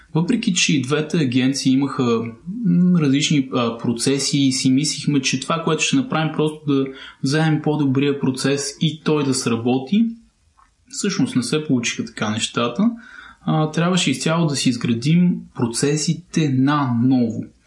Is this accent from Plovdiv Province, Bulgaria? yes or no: yes; Plovdiv, Plovdiv Province, Bulgaria; Полдив е моят роден град